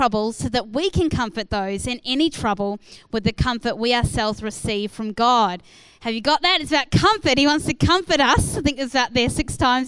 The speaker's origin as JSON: {"language": "English", "country": "New Zealand", "moved": "as an adult", "lives_now": "Australia", "said": "I moved from New Zealand to Australia when I was 21 years old"}